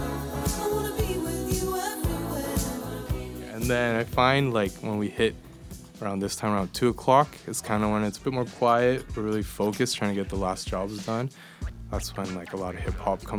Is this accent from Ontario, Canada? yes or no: no; Edmonton, Alberta, Canada; moved away as an adult; now in Copenhagen, Denmark; so I was born and raised in Edmonton, Alberta, in Canada.